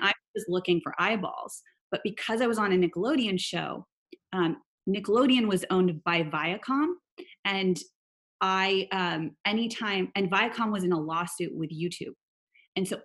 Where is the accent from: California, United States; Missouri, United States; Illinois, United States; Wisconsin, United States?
California, United States; Silicon Valley; I grew up in Silicon Valley.